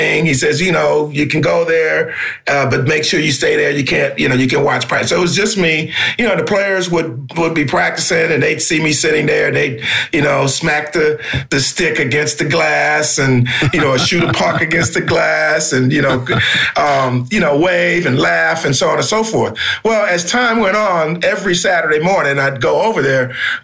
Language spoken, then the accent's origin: English; Detroit, Michigan, United States; But the hockey thing is interesting because I grew up about 10 blocks from Olympia Stadium. It no longer exists in Detroit, but that's where the Detroit Red Wings played